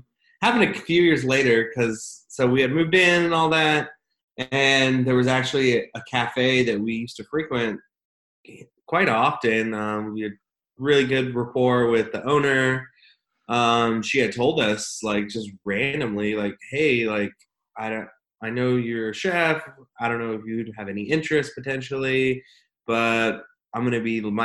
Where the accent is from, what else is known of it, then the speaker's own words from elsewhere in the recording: Visalia, California, United States; also born or lived in West Covina, California; now in Austin, United States; I was ended up being raised, though, in the Central Valley of California, specifically in a little town called Visalia, California